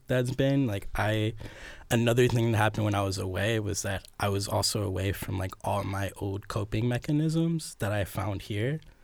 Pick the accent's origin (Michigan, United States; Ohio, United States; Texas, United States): Ohio, United States; Cleveland; also born or lived in New York; now in Columbus, United States; I've lived in Ohio all my life. I'm from Cleveland